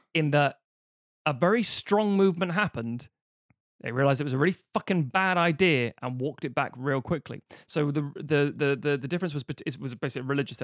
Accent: Ireland; mostly as an Irish person

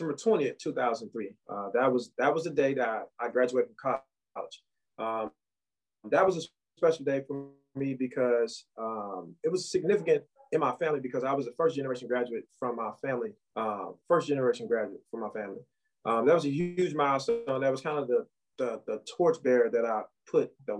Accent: St. Louis, Missouri, United States; I'm originally from St. Louis, the third of seven children.

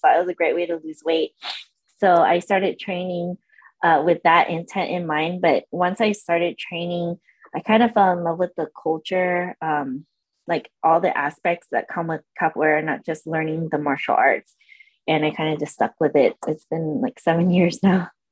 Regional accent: San Diego, California, United States; moved away as an adult; also born or lived in Orange County, California; I was born in Orange County, and we uh, moved to San Diego when I was four, and I lived in San Diego till I was about 25, 26. So I grew uh, up there. It's my home

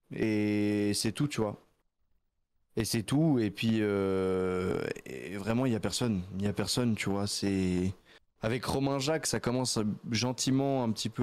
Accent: Nyon, Vaud, Switzerland; Je viens du canton de Vaud. Je suis du canton de Vaud vers aux alentours de Nyon

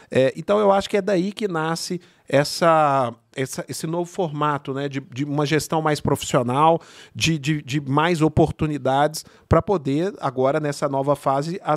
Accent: São Bernardo do Campo, São Paulo, Brazil; o Jailton é meu vizinho, nós somos de São {S0} Bernardo.

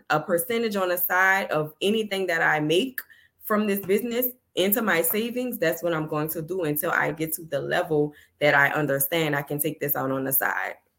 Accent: New Orleans, Louisiana, United States; I'm from New Orleans

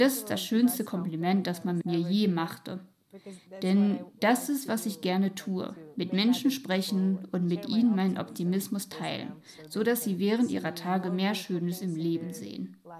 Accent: Ukraine; German is a second language; moved away as an adult; now in Bucharest, Romania; ich bin eine Mischung aus der ukrainischen Kultur gemischt mit der Kultur meiner Heimatstadt. Es ist dort nämlich noch etwas anders als im Rest der Ukraine. Es ist eine Küstenstadt

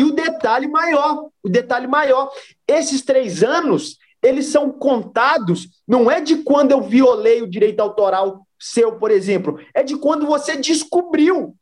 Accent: Brazil

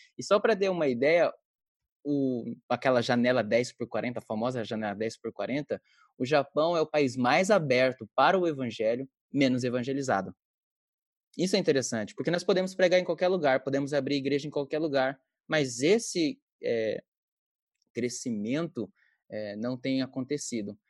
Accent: Belém, Pará, Brazil; now in Japan; eu sou do Belém do Pará

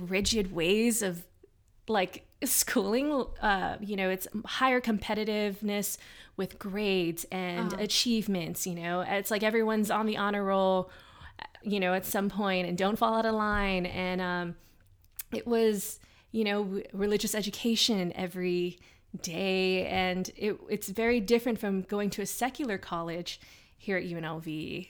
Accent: Philippines; And growing up as a Filipina too, the scope of my perspective too is kind of much smaller.

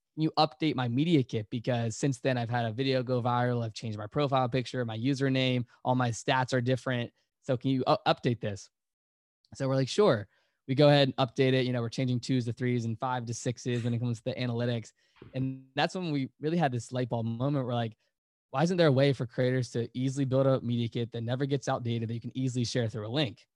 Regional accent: Virginia, United States; we're all from Virginia

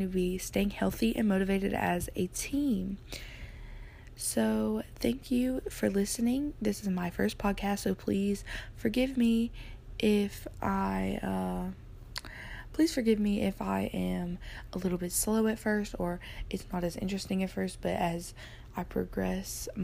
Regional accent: Alabama, United States; I am born and raised in Alabama. I currently live in Alabama.

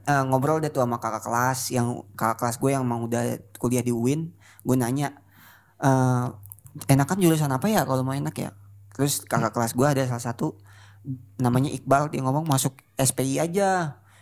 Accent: Jakarta, Indonesia; born there; Terus yang kedua, gue lahir di Jakarta

